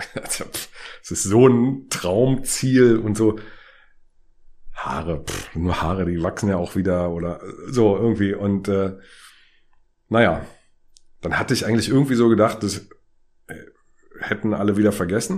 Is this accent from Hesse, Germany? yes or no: no; Berlin, Germany; also born or lived in England; ich bin in Karlshorst zur Schule gegangen, hätte eine Dreiviertelstunde oder eine Stunde fast nach Hause nach Friedrichshain gebraucht